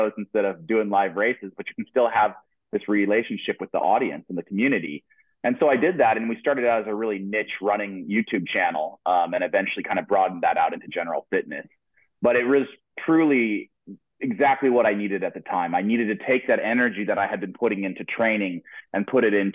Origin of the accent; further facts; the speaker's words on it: Boise, Idaho, United States; moved away as an adult; now in Eugene, United States; I grew up in Boise, Idaho